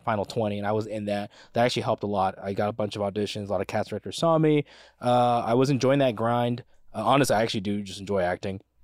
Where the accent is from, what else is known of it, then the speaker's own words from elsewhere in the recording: United States; as an American